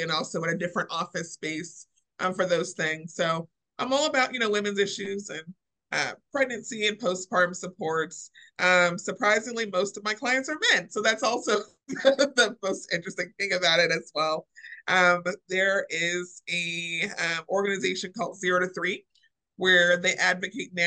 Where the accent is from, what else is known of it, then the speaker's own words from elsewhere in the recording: Springfield, Illinois, United States; moved away as an adult; now in Louisville, United States; I am not originally from here. I am from Springfield, Illinois.